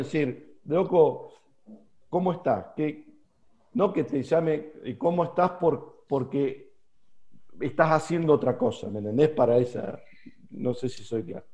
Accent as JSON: {"language": "Spanish", "country": "Argentina"}